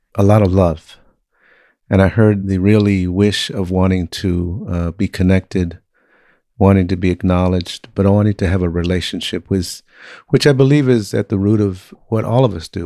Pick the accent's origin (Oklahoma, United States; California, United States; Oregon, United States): California, United States; Compton; I was raised in Compton, Watts, uh, California